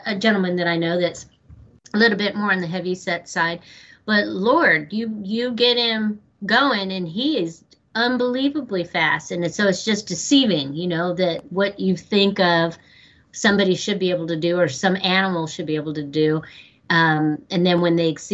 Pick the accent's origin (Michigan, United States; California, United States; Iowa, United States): California, United States; Porterville; I also was born and raised in Porterville, California